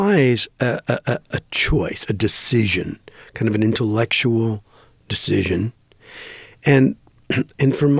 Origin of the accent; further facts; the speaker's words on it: Green Bay, Wisconsin, United States; I grew up in Green Bay, Wisconsin